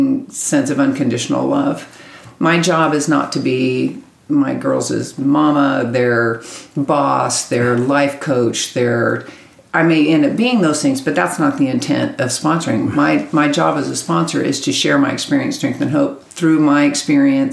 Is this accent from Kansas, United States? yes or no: yes; Kansas, United States; moved away as an adult; now in Texas, United States; I'm from Kansas. Kansas, originally. Right. I got sober in Kansas, lived there my whole life. We moved to Texas in 96